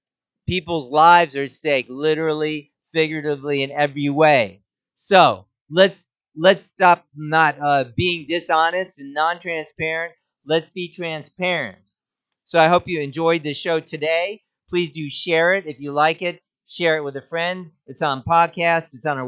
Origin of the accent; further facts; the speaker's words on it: West Virginia, United States; How about my senator? I'm from West Virginia.